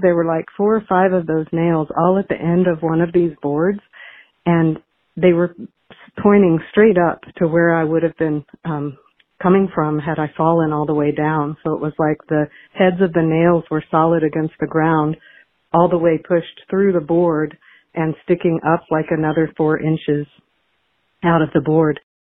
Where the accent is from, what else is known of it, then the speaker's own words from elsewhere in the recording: the Ozarks, United States; When I was eight years old, growing up in the Ozarks